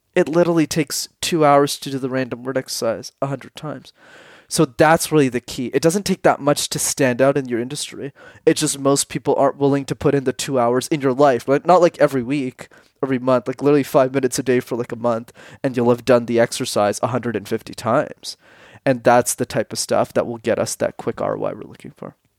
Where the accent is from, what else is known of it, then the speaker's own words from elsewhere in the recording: Montreal, Quebec, Canada; I grew up in Montreal, which is a city in Canada where you need to know how to speak French.